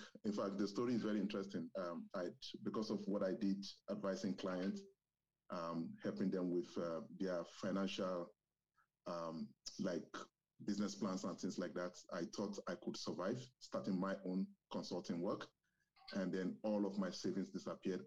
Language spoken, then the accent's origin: English; southwestern Nigeria, Nigeria; first language Yoruba; English is a second language; moved away as an adult; now in Canada; I also speak my native language, which is Yoruba. We are from southwestern Nigeria.